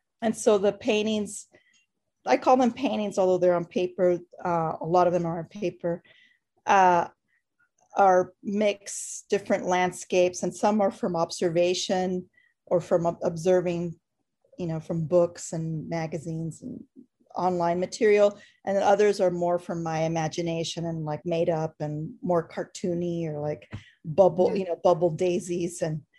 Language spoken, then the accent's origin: English; Los Angeles, California, United States; I'm an artist from Los Angeles.